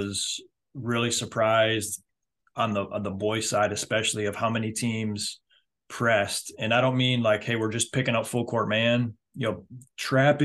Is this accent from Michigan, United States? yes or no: yes; Michigan, United States; also born or lived in Ohio / Indiana / Europe; now in South Carolina, United States; I'm from Michigan. I've lived in Ohio. I've lived in Indiana before I came down here.